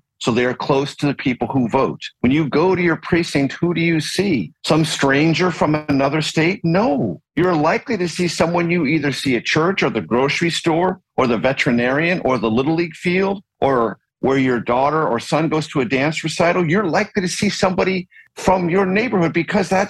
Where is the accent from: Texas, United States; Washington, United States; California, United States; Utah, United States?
California, United States; San Diego; I grew up in San Diego, California